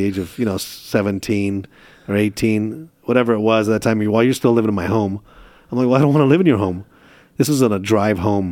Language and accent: English; Chula Vista, California, United States; also born or lived in Istanbul, Turkey; I grew up in Chula Vista